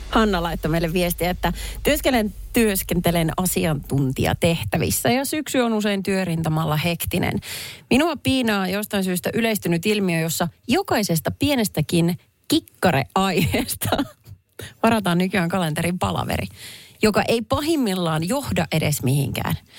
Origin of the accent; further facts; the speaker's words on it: Perniö, Southwest Finland, Finland; moved away; sieltä, mistä minä olen kotoisin kylä, jossa asuu ehkä 5000 ihmistä.